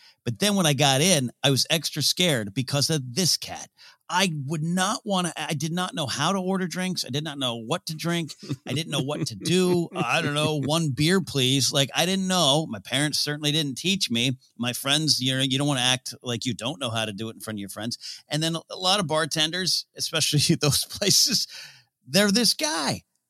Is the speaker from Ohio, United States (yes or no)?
no; Arroyo Grande, California, United States; Even though there was two local bars in my hometown in the Arroyo Grande Village, they're still there.